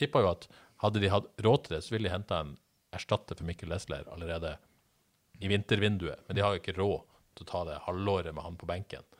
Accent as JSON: {"language": "Norwegian", "town": "Bodø", "region": "Nordland", "country": "Norway", "moved": "yes", "said": "Jeg er bare fra Bodø"}